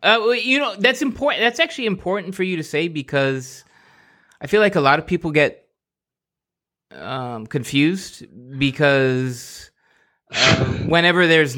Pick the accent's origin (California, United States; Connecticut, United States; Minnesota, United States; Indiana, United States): California, United States; I'm a Californian and can note that California was not founded in 1850 with its admission to the Union